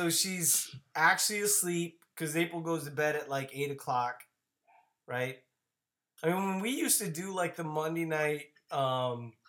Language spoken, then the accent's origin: English; the South, United States; I'm from the South